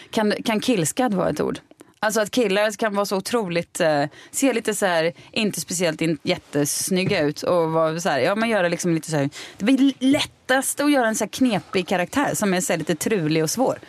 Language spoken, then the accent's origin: Swedish; Mariestad, Västra Götaland, Sweden; moved away